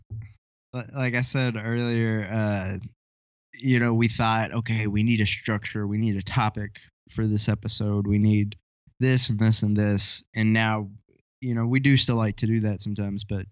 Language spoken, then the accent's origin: English; Kentucky, United States; accent: country; I'm from Kentucky, so I've got a bit of a country accent